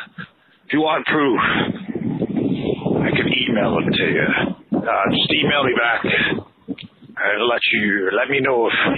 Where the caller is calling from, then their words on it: Cincinnati, Ohio, United States; I'm calling you from Cincinnati.